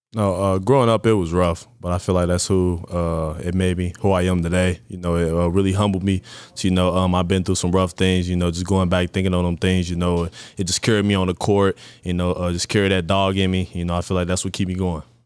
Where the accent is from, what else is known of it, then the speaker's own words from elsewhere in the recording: Cincinnati, Ohio, United States; I was born and raised in Cincinnati, Ohio